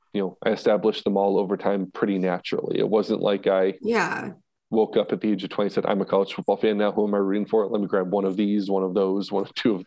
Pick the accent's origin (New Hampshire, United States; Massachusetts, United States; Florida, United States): Massachusetts, United States; We're both from Massachusetts.